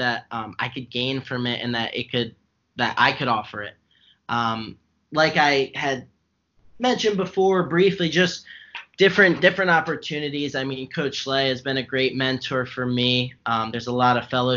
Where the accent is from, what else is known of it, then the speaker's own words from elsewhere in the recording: New Jersey, United States; I'm New Jersey born and bred.